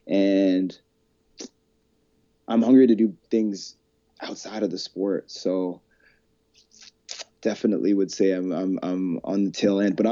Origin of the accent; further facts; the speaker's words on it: Calgary, Alberta, Canada; My hidden Calgary gem. When I lived here my whole life